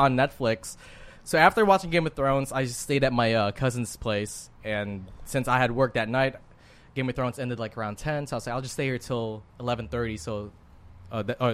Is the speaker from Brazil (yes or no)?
no; Japan; moved away; growing up in Japan